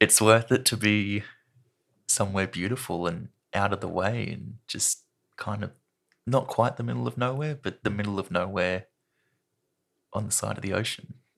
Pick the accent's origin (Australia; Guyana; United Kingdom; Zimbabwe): Australia; Sydney, New South Wales; moved away as an adult; now in Launceston, Australia; I was born in, I think it's the Royal Women's Hospital in Sydney. and I grew up just south of Sydney in a place called Carringbah